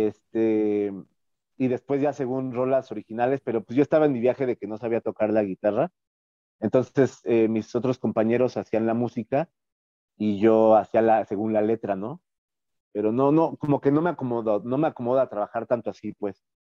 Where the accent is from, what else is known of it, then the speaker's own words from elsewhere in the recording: Mexico City, Mexico; como chilangos